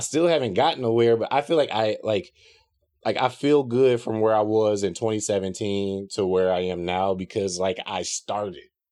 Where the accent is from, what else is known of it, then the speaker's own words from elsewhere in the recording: South Holland, Illinois, United States; South Holland is the, the suburb of Chicago that I grew up in.